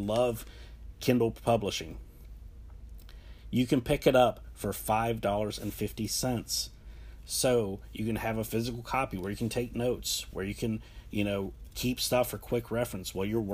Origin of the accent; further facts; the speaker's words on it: Ohio, United States; now in Charlotte, United States; I came from a tiny coal mining town. a middle of nowhere place. If you've ever been on 70 and 77 and you've stopped for gas at that point, you've probably been into my hometown